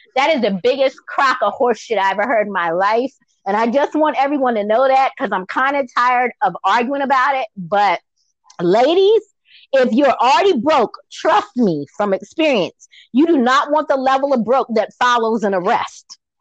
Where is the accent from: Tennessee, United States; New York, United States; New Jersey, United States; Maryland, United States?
Maryland, United States; Baltimore; moved away; also born or lived in Virginia / Georgia; even back home when I was in Baltimore, because I'm from Maryland originally